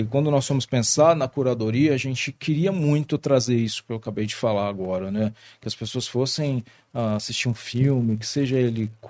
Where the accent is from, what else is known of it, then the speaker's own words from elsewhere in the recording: Brazil; E nós somos brasileiros, nós somos um povo extremamente criativo